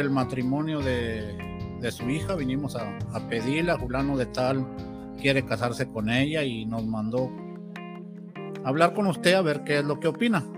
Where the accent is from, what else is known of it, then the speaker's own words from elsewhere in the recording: Mexico; como mexicanos